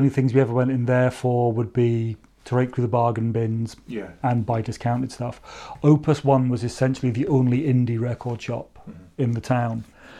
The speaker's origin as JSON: {"language": "English", "town": "Maidenhead", "region": "South East England", "country": "United Kingdom", "tie": "born or raised there", "also_born_or_lived": "Burnham", "said": "I grew up in a fairly unremarkable suburban dormitory town called Maidenhead in Berkshire. To put it into context, Maidenhead has a population of roughly 50 to 60,000 people when we were kids there. So it's about the same size as Perth or Inverness."}